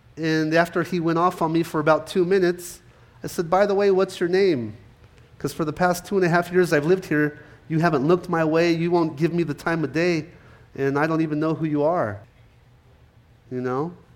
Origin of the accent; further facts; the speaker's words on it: California, United States; moved away; growing up in California, I was there till about 96